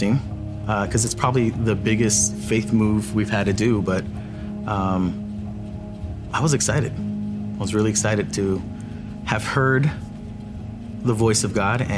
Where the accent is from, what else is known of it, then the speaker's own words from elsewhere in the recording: San Diego, California, United States; moved away as an adult; growing up in San Diego